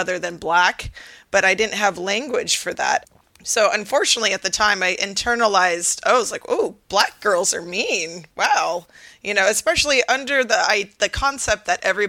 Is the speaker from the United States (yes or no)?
yes; Seattle, Washington, United States; I grew up in Seattle, which is predominantly white